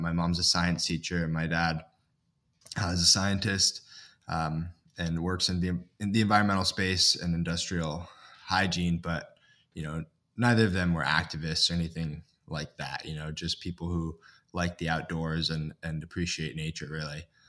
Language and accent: English; Ithaca, New York, United States; I grew up in Ithaca, New York, which is landlocked